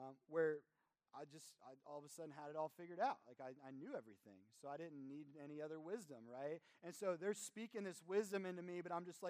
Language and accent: English; Kentucky, United States; moved away; I come from Kentucky